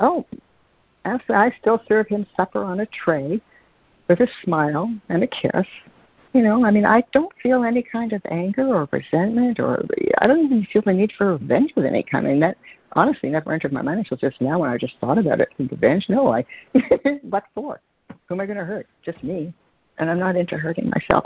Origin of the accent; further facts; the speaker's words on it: Toronto, Ontario, Canada; I grew up in Toronto